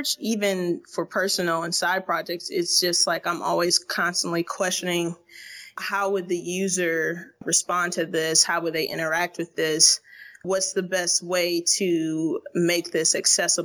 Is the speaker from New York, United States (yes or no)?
no; Toledo, Ohio, United States; moved away as an adult; now in Berlin, Germany; Originally from Toledo, Ohio